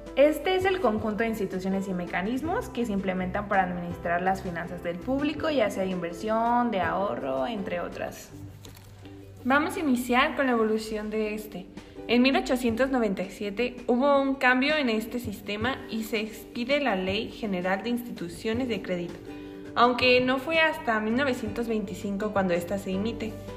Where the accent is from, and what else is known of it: Mexico